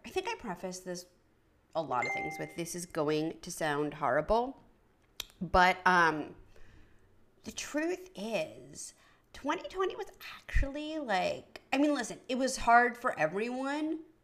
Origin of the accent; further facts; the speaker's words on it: New York City, New York, United States; moved away; I grew up on the Upper East Side of Manhattan near Bloomingdale's